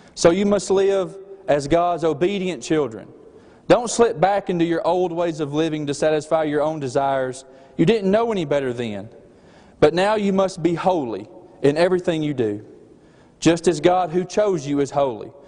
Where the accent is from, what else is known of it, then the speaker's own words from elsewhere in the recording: Alabama, United States; accent: slight accent; also born or lived in Cordova, Alabama; me and Mandy, we are from the state of Alabama